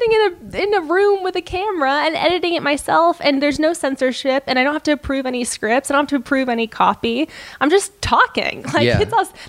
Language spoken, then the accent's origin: English; Los Angeles, California, United States; Los Angeles. Yeah.